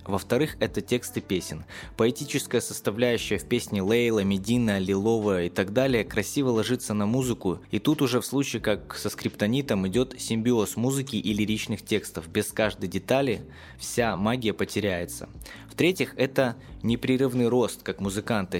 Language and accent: Russian; Gomel, Gomel Region, Belarus; в моём родном городе Гомеле